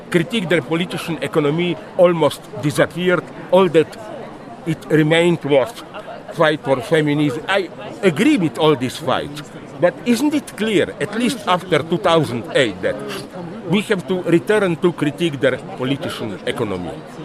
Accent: Slovenia; English is a second language

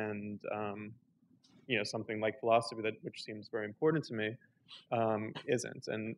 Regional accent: United States; I grew up in America. I went through public school system in America, and I really didn't get any background or even introduction to philosophy until I went to college.

